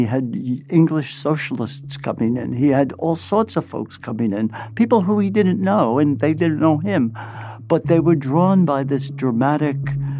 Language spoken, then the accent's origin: English; New York City, New York, United States; accent: Brooklyn; This is my Brooklyn accent.